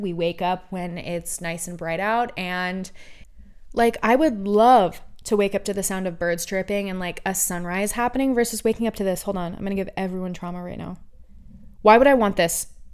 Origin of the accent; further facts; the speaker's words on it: Oregon, United States; now in California, United States; I was born and raised in Oregon